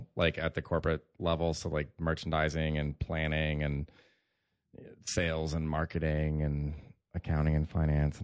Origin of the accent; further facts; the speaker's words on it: Florida, United States; also born or lived in Atlanta, Georgia; now in New York, United States; I grew up in Florida